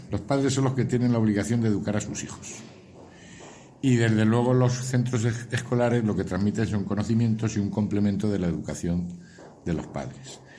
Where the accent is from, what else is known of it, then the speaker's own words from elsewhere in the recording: Montoro, Andalusia, Spain; No, somos de Montoro. De, ah, soy de Montoro.